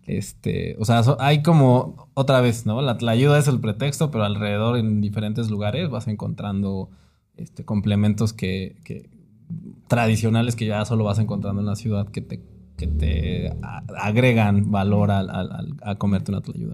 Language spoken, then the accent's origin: Spanish; Oaxaca de Juárez, Oaxaca, Mexico; also born or lived in Puebla; now in Mexico City, Mexico; yo también nací en la ciudad de Oaxaca de Juárez. Muy chiquito me tuve que mudar a Puebla por, este, los estudios de mi papá, pero básicamente toda mi infancia fue en Oaxaca